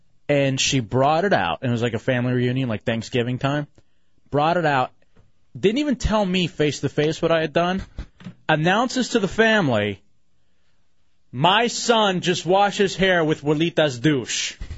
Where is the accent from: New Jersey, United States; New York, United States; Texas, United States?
Texas, United States; Midland; when I was growing up in Midland, Texas, staying at my grandparents' place